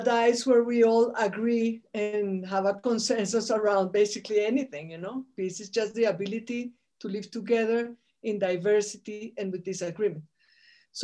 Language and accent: English; Colombia; Colombia, my home country. That's where I call home.